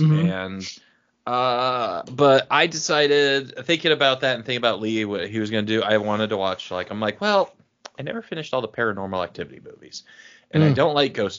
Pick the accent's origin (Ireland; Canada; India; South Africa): Ireland; Cork, Munster; born there; No, I was born in Cork, Ireland, but yeah.